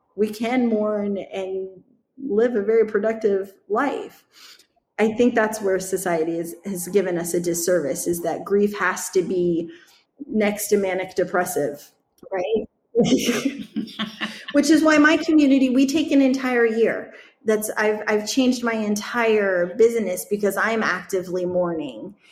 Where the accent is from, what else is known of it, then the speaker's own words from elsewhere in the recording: Midwest, United States; I grew up in the Midwest around the Amish community